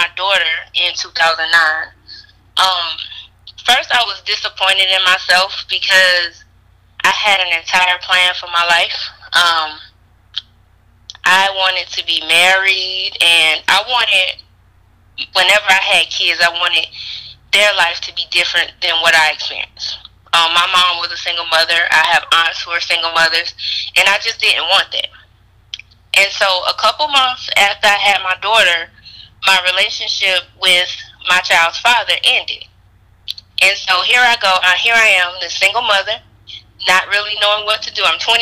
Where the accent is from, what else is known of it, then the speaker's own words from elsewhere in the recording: Sumter, South Carolina, United States; moved away as an adult; also born or lived in Charlotte, North Carolina; I am from Sumter, South Carolina. I've been living in Charlotte for the last 15 years, then I moved back to South Carolina.